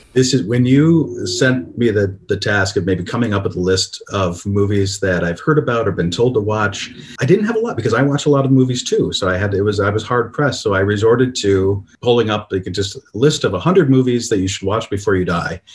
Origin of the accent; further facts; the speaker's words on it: Toledo, Ohio, United States; Born and raised in Toledo, graduated from the University of Toledo